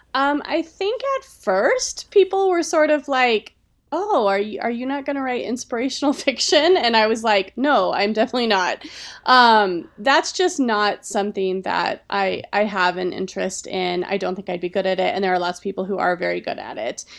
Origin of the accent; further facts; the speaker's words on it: Colorado, United States; I am from here